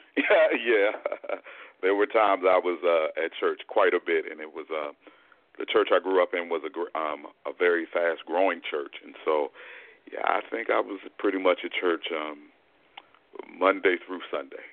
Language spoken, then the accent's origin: English; Fort Washington, Maryland, United States; also born or lived in Durham, North Carolina; now in Greensboro, United States; the vast majority of my life was in the Washington, D.C. metropolitan area um, okay. in Fort Washington, Maryland.